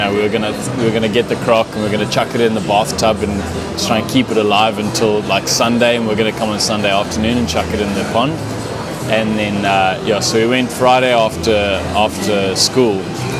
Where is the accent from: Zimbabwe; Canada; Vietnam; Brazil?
Zimbabwe; moved away as an adult; now in Australia; I'm from Zimbabwe.